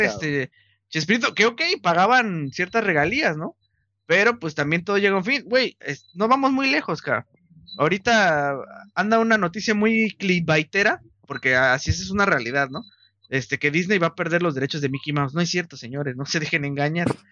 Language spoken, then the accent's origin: Spanish; Mexico; somos mexicanos